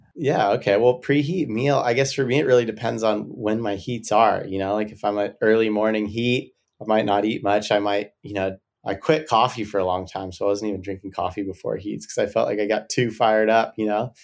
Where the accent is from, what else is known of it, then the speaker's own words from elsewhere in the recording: Santa Barbara, California, United States; I grew up surfing here in Santa Barbara on point breaks